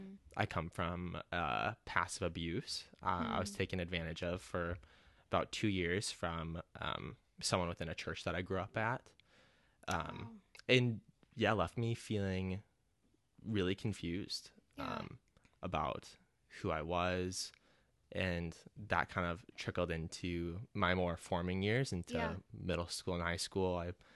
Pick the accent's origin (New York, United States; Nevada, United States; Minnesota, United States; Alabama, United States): Minnesota, United States; Twin Cities; So I grew up in the Twin Cities.